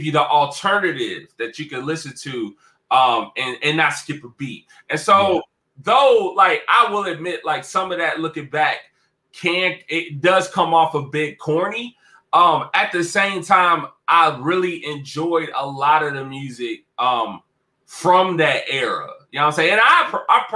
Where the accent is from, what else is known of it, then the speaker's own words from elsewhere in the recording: Cincinnati, Ohio, United States; my hometown, Cincinnati, Ohio